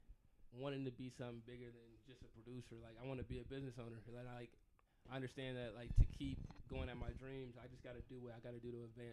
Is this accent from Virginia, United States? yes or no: yes; Virginia, United States; I'm from Virginia